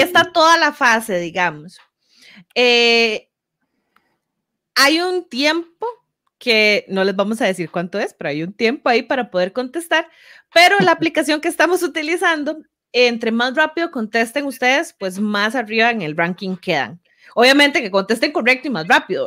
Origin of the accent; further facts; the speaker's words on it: Grecia, Alajuela, Costa Rica; yo viví toda mi infancia en Grecia prácticamente